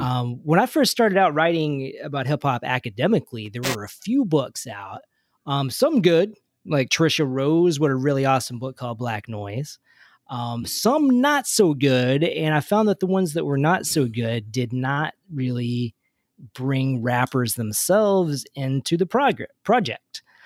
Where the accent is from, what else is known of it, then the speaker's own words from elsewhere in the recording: Kentucky, United States; I was growing up in Kentucky